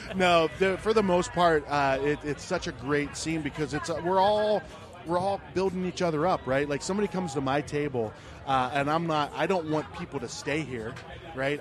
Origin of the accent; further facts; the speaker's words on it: Ohio, United States; now in Arizona, United States; I grew up in Ohio